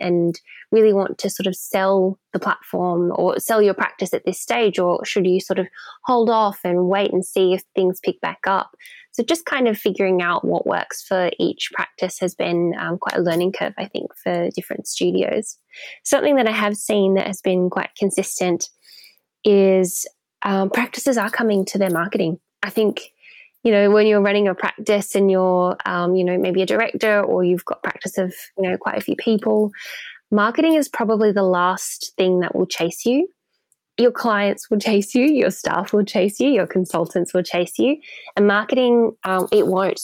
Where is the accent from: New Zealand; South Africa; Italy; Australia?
Australia; Melbourne, Victoria; moved away as an adult; now in London, United Kingdom; So Melbourne in Australia is my hometown